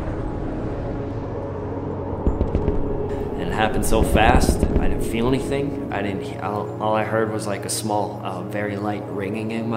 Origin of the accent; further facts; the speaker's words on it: Grand Forks, North Dakota, United States; I grew up in Grand Forks, North Dakota